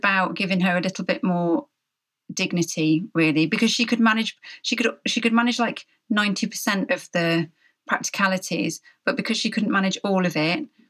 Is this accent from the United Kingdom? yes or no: yes; United Kingdom; we're all British